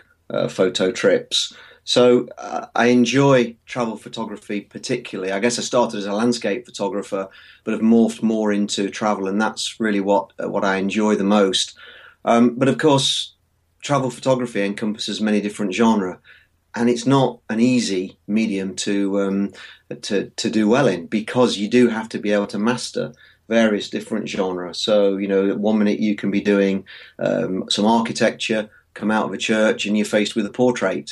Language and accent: English; Nottinghamshire, East Midlands, United Kingdom; I'm a photographer from Nottinghamshire in the UK